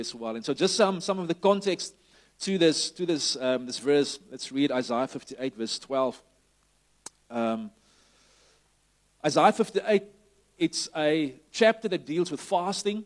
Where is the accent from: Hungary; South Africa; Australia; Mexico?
South Africa; Somerset West, Western Cape; greetings from Shofar Summers the West, which is my hometown where I'm based now